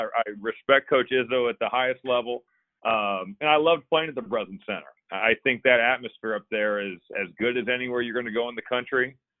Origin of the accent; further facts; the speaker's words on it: Valparaiso, Indiana, United States; I grew up in Valparaiso, Indiana. So I was a ball boy for Homer Drew.